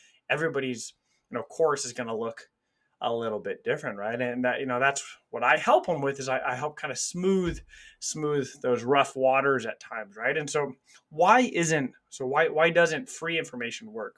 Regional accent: Kansas City, Missouri, United States; I grew up in Kansas City. I live a couple hours away from there now

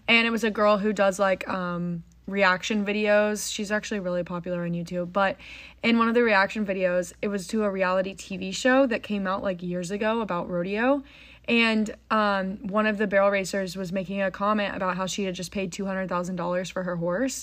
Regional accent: Frisco, Texas, United States; we grew up in Frisco, Texas.

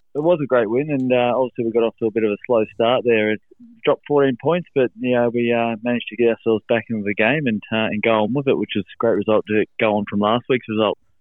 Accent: Helensburgh, New South Wales, Australia; also born or lived in Penrith; I'm from from Helensburgh, uh, which is it's in the Illawarra Illawarra Rugby League region

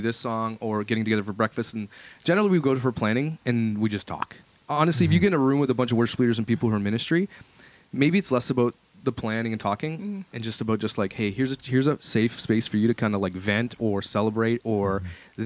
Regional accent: Ottawa, Ontario, Canada; moved away; I come from Ottawa, and Ottawa is a pretty big city for churches as well

